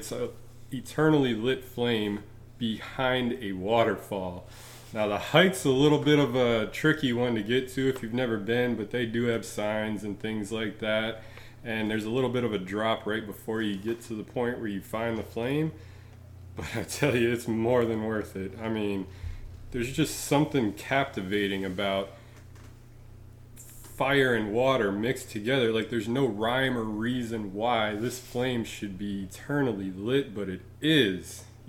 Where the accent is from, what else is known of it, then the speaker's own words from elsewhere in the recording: Cheektowaga, New York, United States; I grew up in Cheektowaga, which is a suburb of Buffalo